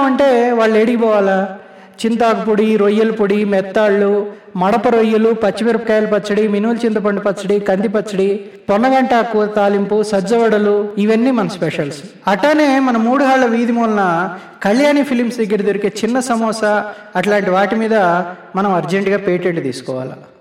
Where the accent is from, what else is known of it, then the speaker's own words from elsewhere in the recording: Nellore, Andhra Pradesh, India; నేను అసలు సీసలు నెల్లూరుని